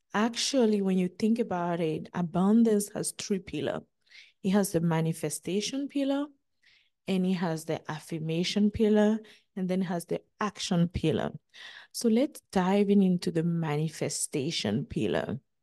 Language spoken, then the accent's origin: English; Benin; moved away as an adult; also born or lived in United States; twenty-five year of living my hometown, Benin